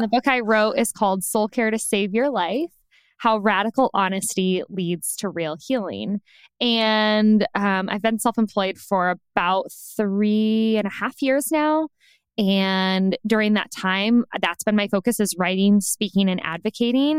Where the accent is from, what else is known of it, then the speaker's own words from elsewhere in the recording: Indiana, United States; moved away as an adult; also born or lived in Chicago, Illinois; now in Los Angeles, United States; We're from the Midwest, specifically Indiana